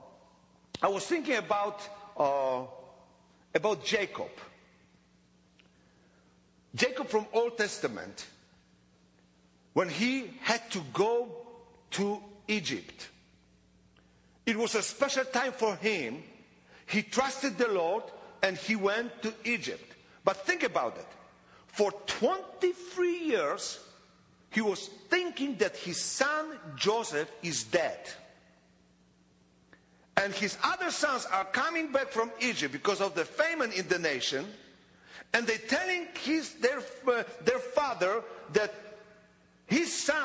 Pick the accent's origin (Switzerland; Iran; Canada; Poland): Poland; English is a second language; I was born in Poland, 28th of December, 1961, in Poland.